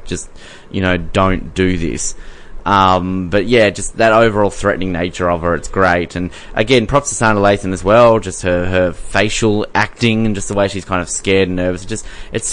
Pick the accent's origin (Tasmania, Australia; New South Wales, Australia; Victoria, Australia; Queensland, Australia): Tasmania, Australia; I'm from Tasmania